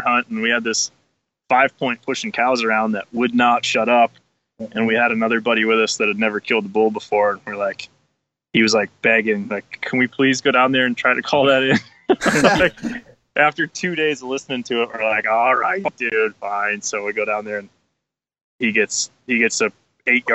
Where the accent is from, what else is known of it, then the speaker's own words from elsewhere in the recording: Pennsylvania, United States; moved away as an adult; Born and raised in Pennsylvania, moved out here, 10 years ago